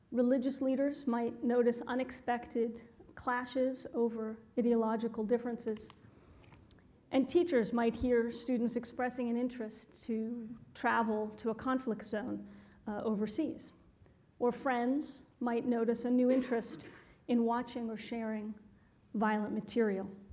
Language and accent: English; Boston, Massachusetts, United States; moved away; my hometown, our hometown